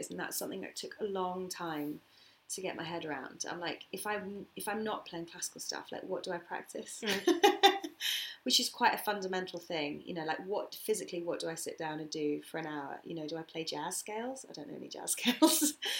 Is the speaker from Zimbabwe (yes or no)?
no; United Kingdom; and I'm like, British. So I'm not English, yeah, so it still sounds like me, obviously.